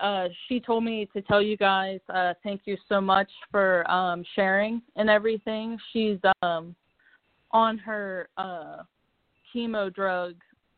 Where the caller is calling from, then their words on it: Cincinnati, Ohio, United States; I'm calling from Cincinnati, Ohio.